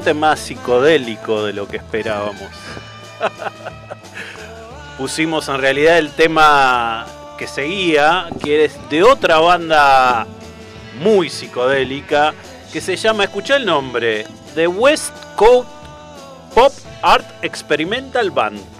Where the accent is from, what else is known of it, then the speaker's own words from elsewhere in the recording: Hurlingham, Buenos Aires Province, Argentina; yo soy de Hurlingham.